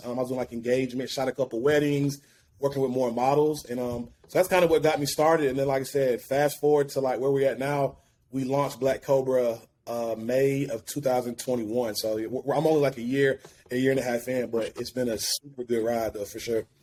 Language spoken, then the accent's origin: English; Alabaster, Alabama, United States; moved away as an adult; also born or lived in Birmingham, Alabama; now in Atlanta, United States; originally from Birmingham, actually, um, my hometown, Alabaster, Alabama.